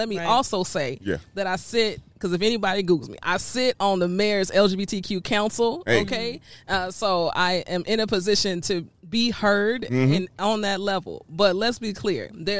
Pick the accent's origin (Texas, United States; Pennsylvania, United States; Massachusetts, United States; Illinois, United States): Illinois, United States; Chicago; I'm a Chicago-born social entrepreneur, because saying I'm from Chicago means something.